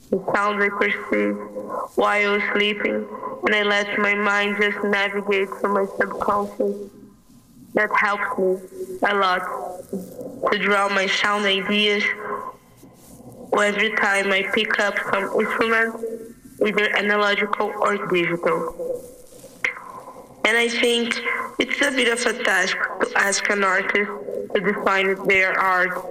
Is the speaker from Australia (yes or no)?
no; Brazil; I was born in Rangers in Brazil